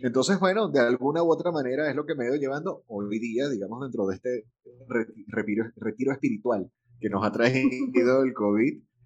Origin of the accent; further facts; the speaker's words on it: Venezuela; also born or lived in Caracas / Valencia, Venezuela; del país de donde soy. Venezuela